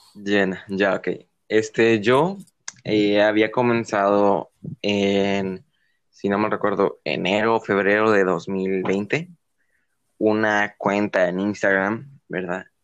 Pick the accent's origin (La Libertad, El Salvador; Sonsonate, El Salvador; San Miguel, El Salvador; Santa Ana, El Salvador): San Miguel, El Salvador; also born or lived in San Salvador; yo originalmente nací en mi ciudad natal, que es aquí, San Miguel, ¿verdad? que es donde vivo actualmente